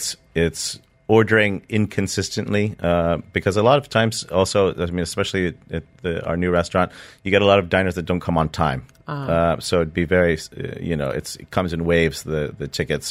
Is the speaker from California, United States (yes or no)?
yes; Southern California, United States; now in Dubai, United Arab Emirates; I grew up in Southern California, a small little town, a dusty little desert town